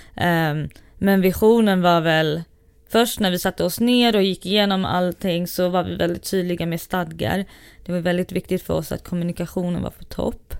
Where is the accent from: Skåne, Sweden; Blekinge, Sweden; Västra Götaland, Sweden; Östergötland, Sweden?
Västra Götaland, Sweden; Gothenburg; moved away as an adult; now in Stockholm, Sweden; Jag är uppvuxen i Göteborg